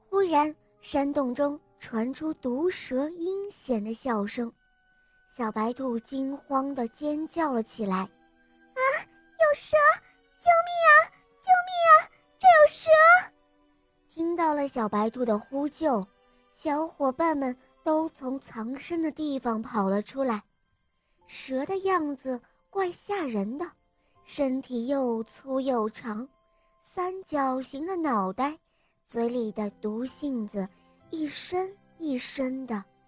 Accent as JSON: {"language": "Chinese", "town": "Ningbo", "region": "Zhejiang", "country": "China", "said": "我今年六岁了，我来自宁波"}